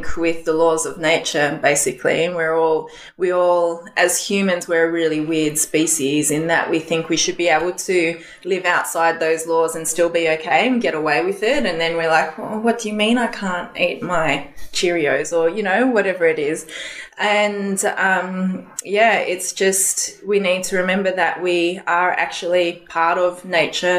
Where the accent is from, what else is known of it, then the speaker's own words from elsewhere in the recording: Canberra, Australian Capital Territory, Australia; moved away as an adult; also born or lived in Indonesia / New Zealand; now in Sydney, Australia; So I was born in Canberra and then at about 4 months of age, we went over to Indonesia and we were there for 3 years or so. And then back to Canberra for school